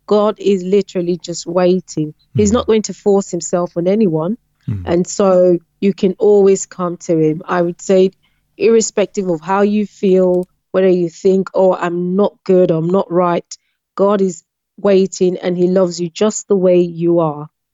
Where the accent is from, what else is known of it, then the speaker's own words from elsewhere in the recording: Western Nigeria, Nigeria; moved away; also born or lived in China; I grew up in the western part um, of the countries, which was relatively peaceful and safe.